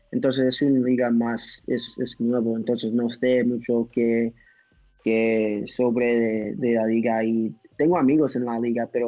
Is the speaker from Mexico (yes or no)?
no; United States; sí soy un, ah, soy un americano, pero también tengo otro pasaporte, pero se expired.